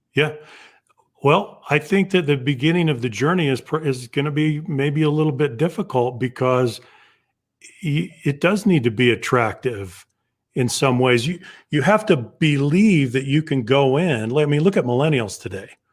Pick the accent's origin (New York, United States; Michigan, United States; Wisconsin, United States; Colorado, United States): Colorado, United States; Southern; So I grew up in Southern Colorado among the Navajo